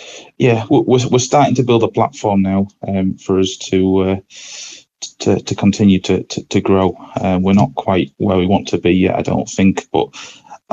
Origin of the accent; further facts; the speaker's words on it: Scarborough, Yorkshire and the Humber, United Kingdom; It's my hometown club